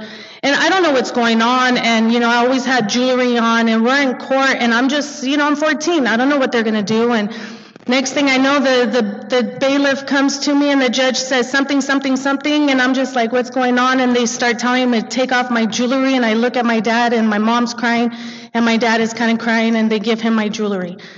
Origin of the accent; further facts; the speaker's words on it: Montebello, California, United States; I grew up in Montebello